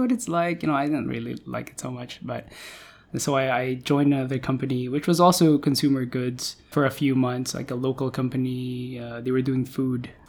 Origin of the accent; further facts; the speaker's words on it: Manila, Metro Manila, Philippines; moved away as an adult; now in Singapore; I grew up in Manila.